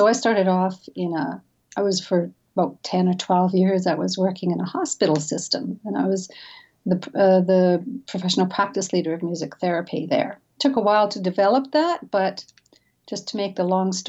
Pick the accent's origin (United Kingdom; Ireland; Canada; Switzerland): Canada; British Columbia; moved away; I grew up in the mountains of British Columbia. I'm a Canadian, actually. So I grew up in a mountain village